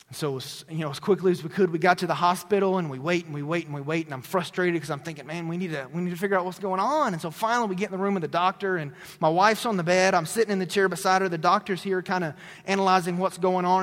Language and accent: English; Tennessee, United States; moved away; my hometown in Tennessee